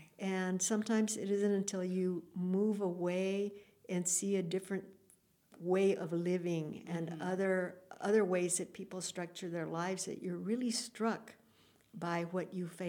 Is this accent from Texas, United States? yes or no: yes; Alice, Texas, United States; Okay, well, Alice is south of San Antonio, and it's a pueblito of 18,000 people. It is overwhelmingly Mexican-American. I would say today it's probably 90% Mexican-American. When I was growing up, it was maybe 70%.